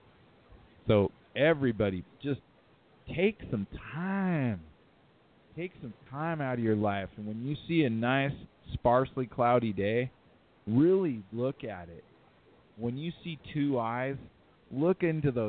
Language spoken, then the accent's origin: English; California, United States; now in Utah, United States; I'm from California. I'm from Cali